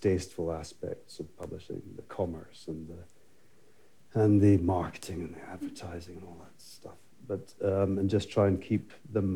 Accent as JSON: {"language": "English", "region": "Scotland", "country": "United Kingdom", "said": "I'm Scottish too"}